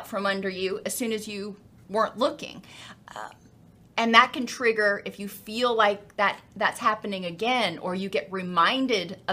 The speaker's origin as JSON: {"language": "English", "region": "Florida", "country": "United States", "said": "I come from Florida"}